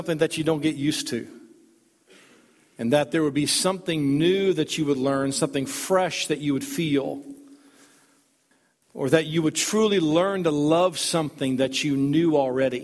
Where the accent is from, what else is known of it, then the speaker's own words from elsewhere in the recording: Worcester, New York, United States; At the Christmas play at the First Baptist Church in Worcester, New York, in 1966